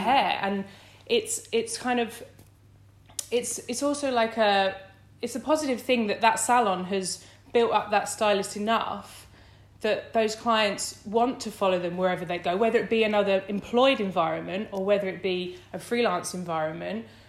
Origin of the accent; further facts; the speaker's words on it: Essex, East of England, United Kingdom; moved away as an adult; now in London, United Kingdom; I grew up in Essex